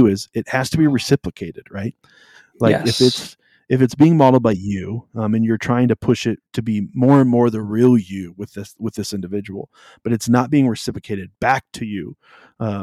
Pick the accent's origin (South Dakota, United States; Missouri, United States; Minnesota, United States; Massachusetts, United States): South Dakota, United States; also born or lived in California; we moved from California to South Dakota when I was in the middle of fourth grade.